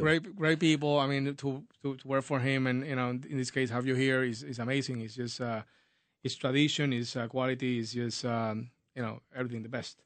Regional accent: Puerto Rico; now in United States; I'm born and raised in Puerto Rico. Moved to the United States uh, a while ago

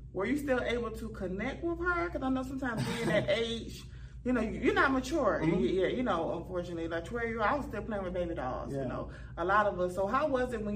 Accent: Augusta, Georgia, United States; I'm from Augusta

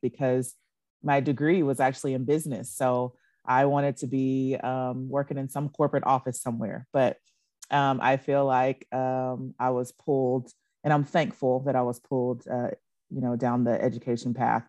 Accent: Nacogdoches, Texas, United States; I grew up, born and raised in Nacogdoches, Texas

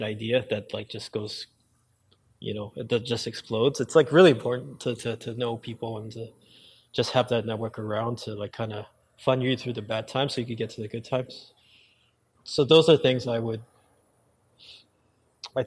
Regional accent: New York, United States; I grew up in New York

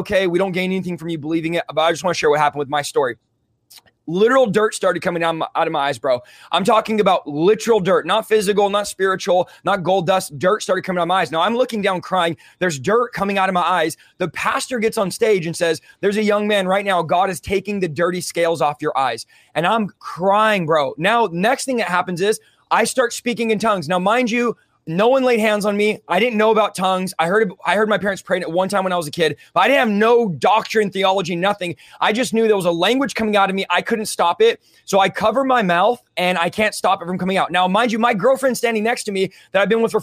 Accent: San Jose, California, United States; now in Central California, United States; growing up, moving out from the Bay, I was from San Jose, moving to Central California where I'm at now

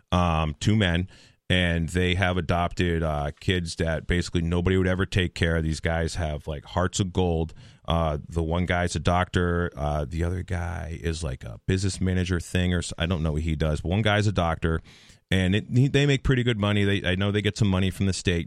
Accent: Henniker, New Hampshire, United States; I'm from Henniker, New Hampshire

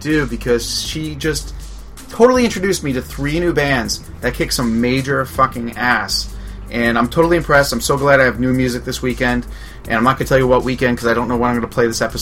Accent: New York, United States; I grew up in New York, and kid of the 70s, 80s

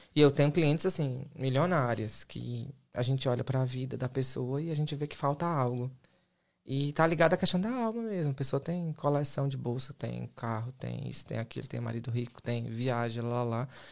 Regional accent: Fortaleza, Ceará / Maranhão, Brazil; moved away as an adult; also born or lived in Massachusetts; now in United States; minha mãe era professora, meu pai era caminhoneiro, lá em Fortaleza, e fui criado no Maranhão

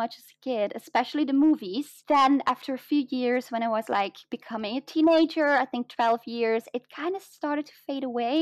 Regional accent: Flanders, Belgium; accent: mix of British and American English; first language Dutch; English is a second language; It's like the Flemish side, so I speak Flemish

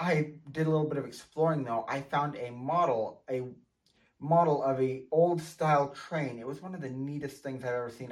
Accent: Montana, United States; here in my home state of Montana

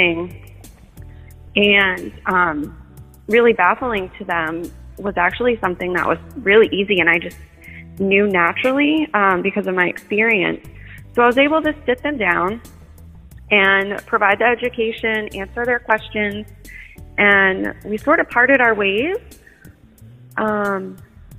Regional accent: Portland, Maine, United States; I was born in Portland, Maine. Grew up here most of my life.

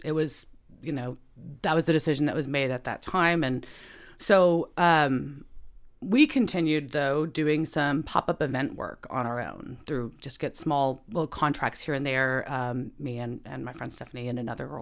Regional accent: Bedford, Texas, United States; also born or lived in Dallas, Texas; I grew up in Bedford. So I'm from the suburbs in the middle

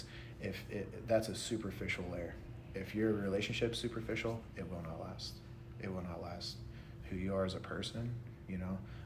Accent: Pennsylvania, United States; moved away; also born or lived in Morgantown, West Virginia; Pennsylvania, where we're from

